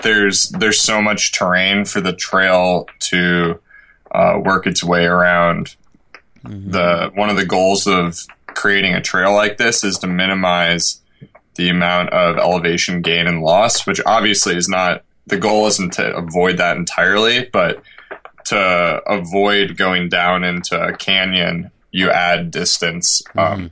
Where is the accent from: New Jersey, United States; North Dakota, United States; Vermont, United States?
Vermont, United States; rural; I grew up in rural Vermont, and I just had unlimited time when I was younger to play outside